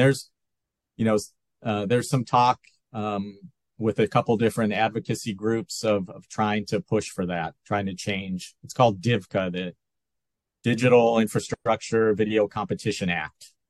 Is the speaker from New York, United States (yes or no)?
yes; Rochester, New York, United States; moved away as an adult; also born or lived in Buffalo, New York / Fairport, New York; now in Santa Barbara, United States; i was um, born in in western new york grew up in western new york uh, spent spent some time in buffalo and then my family moved to rochester which is 90 miles east or or so um, so I grew up there, went to high school in Rochester